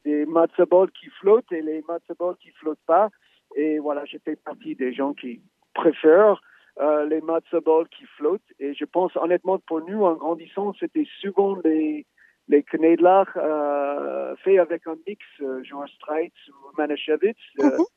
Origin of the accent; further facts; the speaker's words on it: United States; moi, en tant qu'Américain